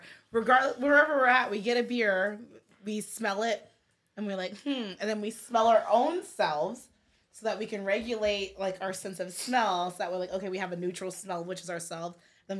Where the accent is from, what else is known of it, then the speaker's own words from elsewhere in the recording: California, United States; I'm from California.